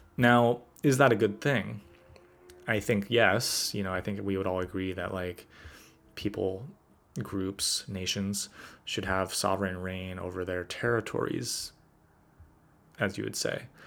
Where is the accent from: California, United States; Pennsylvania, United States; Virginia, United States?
California, United States; as a Californian